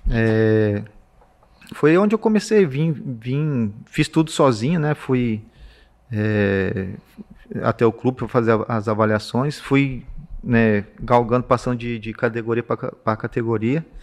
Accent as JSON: {"language": "Portuguese", "region": "São Paulo", "country": "Brazil", "tie": "born or raised there", "also_born_or_lived": "Minas Gerais, Brazil", "said": "Meu pai trabalhava, foi onde eu nasci, mas eu também saí novo de Minas, saí é, muito pequeno. Foi, a gente foi morar no interior de São Paulo."}